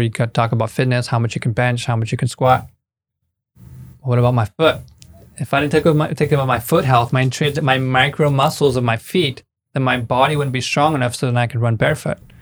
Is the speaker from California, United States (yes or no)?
yes; Bay Area, California, United States; moved away as an adult; now in Mexico; I'm from the Bay Area. I moved to Mexico six years ago